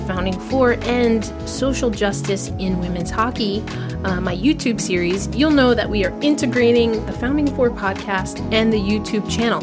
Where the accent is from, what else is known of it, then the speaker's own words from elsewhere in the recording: East Coast, United States; I'm from the East Coast